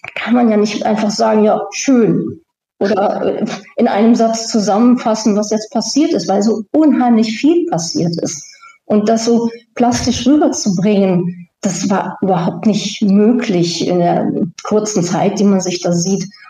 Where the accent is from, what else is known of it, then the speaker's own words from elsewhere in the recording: Germany; moved away; als Deutsche